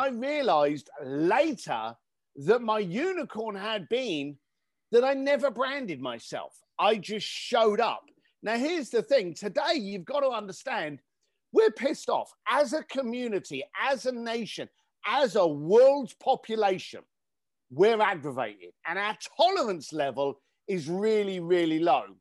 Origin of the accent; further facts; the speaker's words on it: London, United Kingdom; I grew up in East London